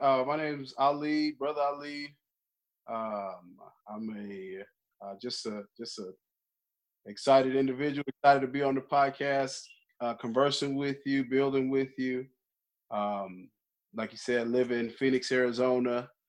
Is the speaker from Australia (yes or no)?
no; Germany; born there; also born or lived in Alabama / Texas; I was born in Germany, military brat, grew up all over, mostly Alabama and Texas, and then I've been here 10 years.